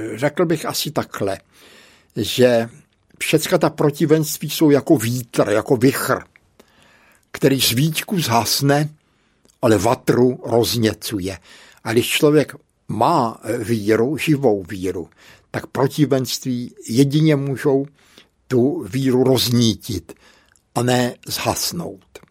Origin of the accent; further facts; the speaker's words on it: Brno, South Moravian Region, Czechia; also born or lived in Bohemia / Hodonín / Břeclav; Moje maminka byla tenkrát na nějaké operaci v úrazové nemocnici tady v Brně